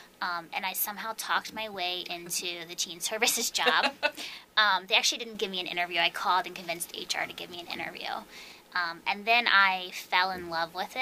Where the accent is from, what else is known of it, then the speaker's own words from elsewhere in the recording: Hagerstown, Maryland, United States; moved away as an adult; also born or lived in Idaho / Clarion, Pennsylvania; now in Hanover, United States; I grew up in Hagerstown.